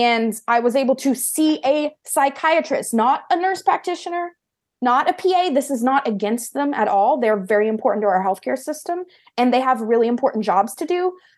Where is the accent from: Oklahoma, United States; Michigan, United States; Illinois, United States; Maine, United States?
Oklahoma, United States; moved away as an adult; now in California, United States; it was in my hometown in Oklahoma that I stayed, and I've pretty much decided never to go back to Oklahoma